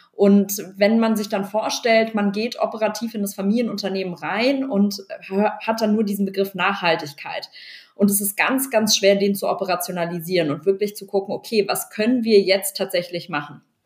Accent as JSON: {"language": "German", "region": "Berlin", "country": "Germany", "also_born_or_lived": "Cologne", "said": "ich komme aus Berlin, komme aus einer Unternehmerfamilie"}